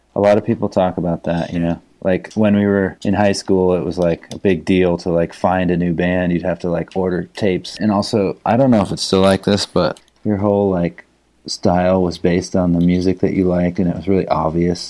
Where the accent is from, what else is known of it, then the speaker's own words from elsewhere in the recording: Palo Alto, California, United States; I grew up in Palo Alto